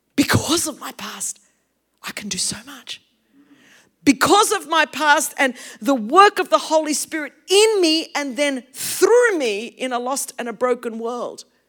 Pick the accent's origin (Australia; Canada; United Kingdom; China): Australia; English is a second language; we grew up as Greek in a very, very Australian culture